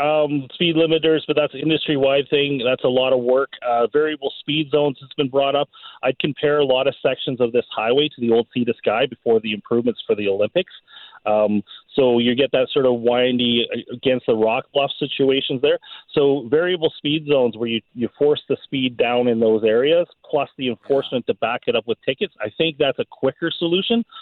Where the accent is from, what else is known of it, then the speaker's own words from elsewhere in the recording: New Westminster, British Columbia, Canada; now in Clearwater, Canada; I grew up in in New Westminster, you know, with the hills and things like